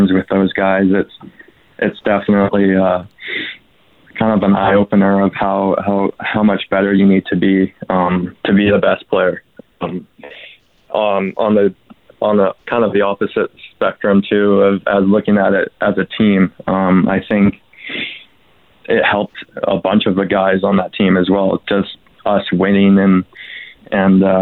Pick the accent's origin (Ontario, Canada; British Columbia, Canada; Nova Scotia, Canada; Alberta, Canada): British Columbia, Canada; Duncan; I grew up around kind of junior A as well with the Couch from Capitals from my hometown